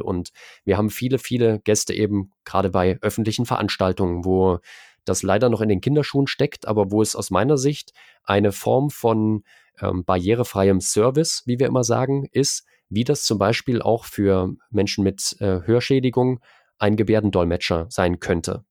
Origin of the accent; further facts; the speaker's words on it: Erfurt, Thuringia, Germany; moved away as an adult; now in Leipzig, Germany; Ich bin eigentlich in Erfurt geboren, bin dann fürs Studium nach Leipzig gegangen.